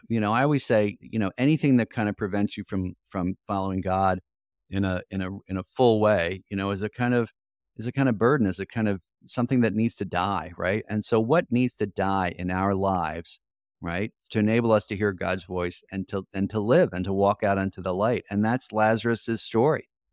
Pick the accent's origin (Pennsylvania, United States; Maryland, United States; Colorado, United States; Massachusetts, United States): Pennsylvania, United States; outside of Philadelphia; I grew up outside of Philadelphia